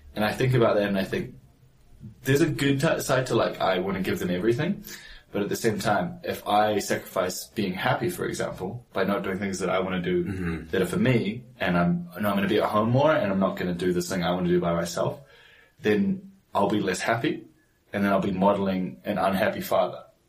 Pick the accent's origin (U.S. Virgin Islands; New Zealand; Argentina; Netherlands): New Zealand; moved away; I grew up in New Zealand